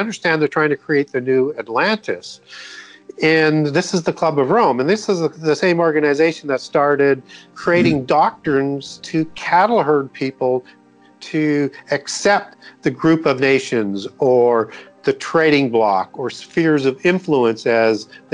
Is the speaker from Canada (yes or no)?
yes; Canada; When I was growing up in Canada, we used to see on CBC News, which is the national channel, which everybody watched every night.